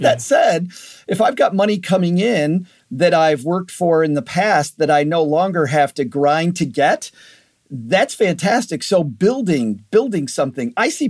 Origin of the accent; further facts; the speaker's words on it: Michigan, United States; Western Michigan.